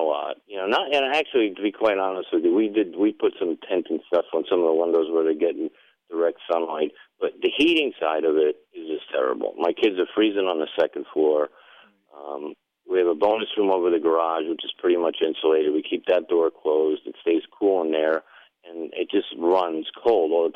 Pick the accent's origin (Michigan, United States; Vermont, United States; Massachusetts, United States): Vermont, United States; moved away; I grew up in Vermont